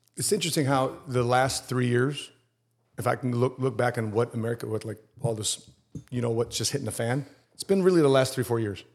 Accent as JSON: {"language": "English", "town": "Chicago", "region": "Illinois", "country": "United States", "tie": "born or raised there", "said": "I'm from Chicago and, and I love growing up in Chicago"}